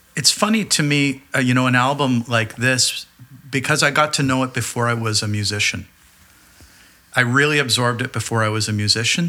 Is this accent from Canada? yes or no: yes; Burlington, Ontario, Canada; growing up in Burlington, Ontario at that time